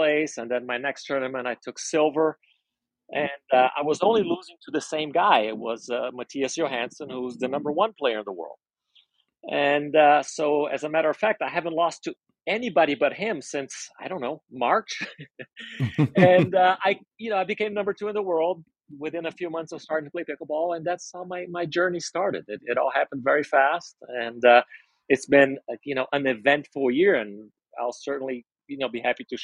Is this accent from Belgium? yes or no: no; Brazil; now in Las Vegas, United States; I grew up in Brazil.